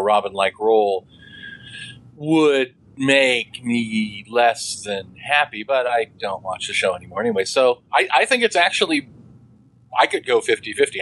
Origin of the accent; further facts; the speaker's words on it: Midwest, United States; we are from the Midwest, and in the Midwest, a lot of those, um, what I like to refer to as maybe that uh, more rustic manner of speaking